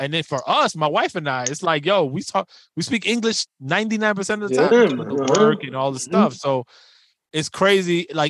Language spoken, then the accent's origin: English; New York City, New York, United States; I grew up in the Bronx.